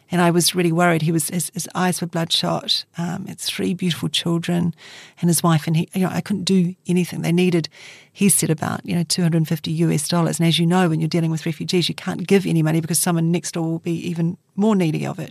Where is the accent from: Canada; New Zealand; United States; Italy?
New Zealand; Christchurch, Canterbury; Christchurch is my hometown